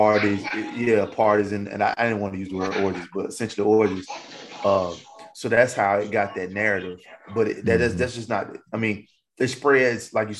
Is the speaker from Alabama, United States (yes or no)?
yes; Alabama, United States; I grew up in Alabama